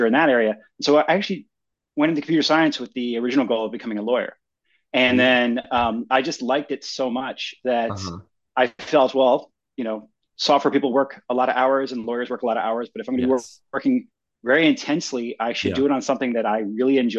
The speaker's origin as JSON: {"language": "English", "town": "Philadelphia", "region": "Pennsylvania", "country": "United States", "tie": "born or raised there", "said": "I grew up in Philadelphia, in the Northeast"}